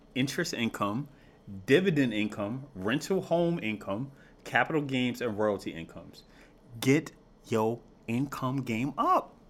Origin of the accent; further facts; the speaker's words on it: United States; we have to look out for Americans, right? more specifically, right? Because we're American